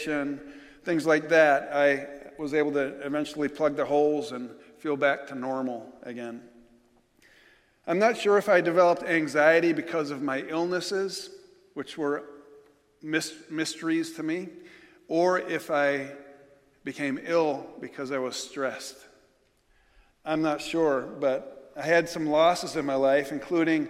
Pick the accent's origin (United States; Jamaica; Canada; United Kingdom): United States; New York; moved away